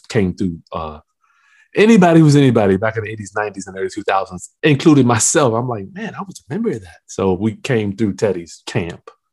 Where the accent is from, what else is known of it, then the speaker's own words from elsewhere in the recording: Lynchburg, Virginia, United States; also born or lived in Hampton, Virginia; I'm from Lynchburg, Virginia. I came to Hampton, Virginia to go to Hampton University